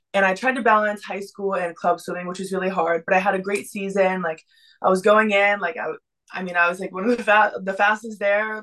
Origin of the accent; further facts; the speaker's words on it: Texas, United States; also born or lived in Boston; now in Miami, United States; I'm originally from Texas, then I moved to Boston, and now I'm here swimming at the University of Miami